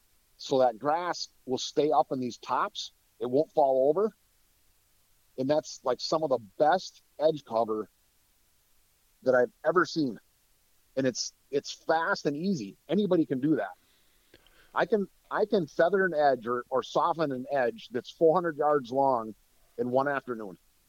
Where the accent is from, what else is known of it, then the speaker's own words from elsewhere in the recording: Wisconsin, United States; I'm from North Central Wisconsin. So where I used to live, the paper industry was huge.